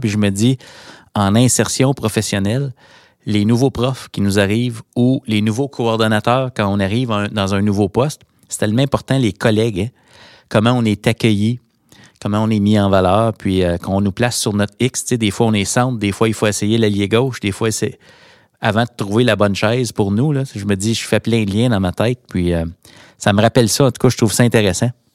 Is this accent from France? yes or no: no; Hawkesbury, Ontario, Canada; là où je me trouve, là où j'ai grandi pour les Hawks de Hawkesbury